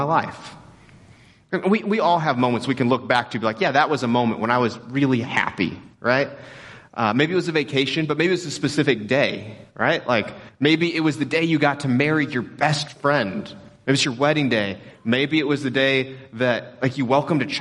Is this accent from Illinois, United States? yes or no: no; Texas, United States; we grew up in Texas